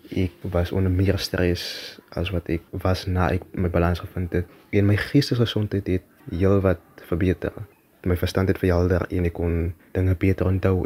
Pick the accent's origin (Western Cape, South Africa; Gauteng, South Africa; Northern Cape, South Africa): Western Cape, South Africa; Worcester; ek is gebore in Woester, klein dorp in die Boland hier groot geword